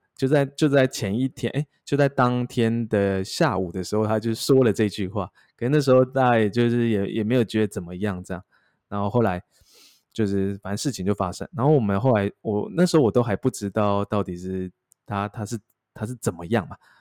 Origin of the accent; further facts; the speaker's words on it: Taichung, Taiwan; 我是海军嘛，然后而且因为海军又比较衰，因为我是台中人